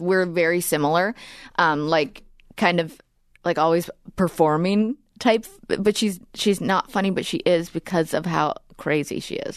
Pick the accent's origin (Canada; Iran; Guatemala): Canada; Edmonton, Alberta; we're from, uh, Edmonton.